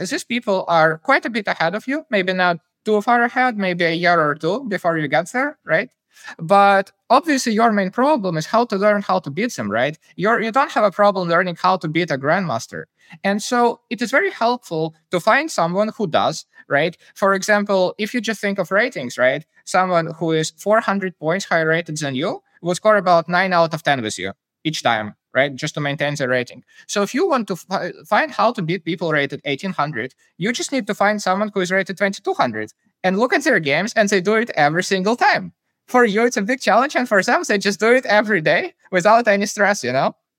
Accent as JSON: {"language": "English", "region": "Kyiv", "country": "Ukraine", "tie": "born or raised there", "said": "I grew up in Kyiv, the capital of Ukraine"}